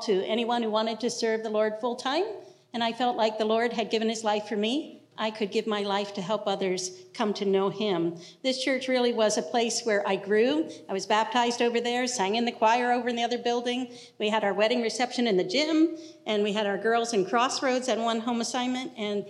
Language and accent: English; Clinton, New Jersey, United States; moved away as an adult; also born or lived in Japan; now in Mexico; I grew up in Clinton, New Jersey, and in a non-Christian home